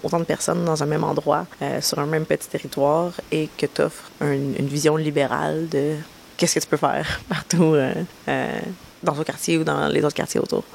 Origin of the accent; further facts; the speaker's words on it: Montreal, Quebec, Canada; Je suis montréalaise, toujours été montréalaise